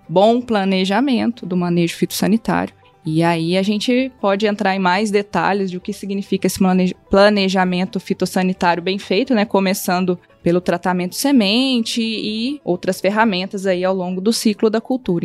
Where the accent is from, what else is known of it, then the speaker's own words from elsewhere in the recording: Lavras, Minas Gerais, Brazil; eu sou mineira, natural de Lavras